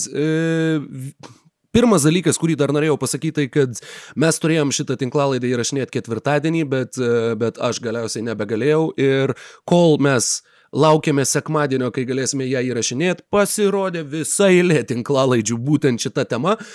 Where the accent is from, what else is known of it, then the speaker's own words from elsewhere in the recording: Klaipėda, Klaipėda County, Lithuania; aš esu uh, West Side Tiladai, aš esu iš Klaipėdos